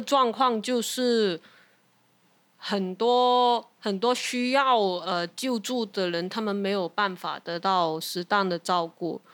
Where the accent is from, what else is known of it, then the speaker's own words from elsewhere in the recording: Hong Kong; now in Taiwan; 我们作为香港人本来的一个，呃，心路历程